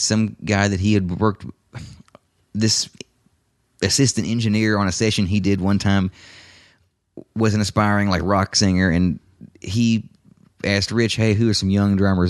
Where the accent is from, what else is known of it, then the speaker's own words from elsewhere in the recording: Lexington, United States; moved away; Lexington, my hometown